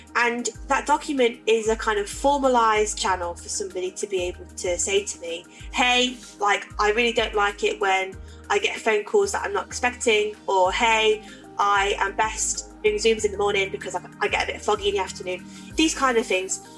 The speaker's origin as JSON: {"language": "English", "town": "Leicester", "region": "East Midlands", "country": "United Kingdom", "moved": "as an adult", "lives_now": "Manchester, United Kingdom", "said": "I moved up here from Leicester, where I'm from, to go to Salford Uni"}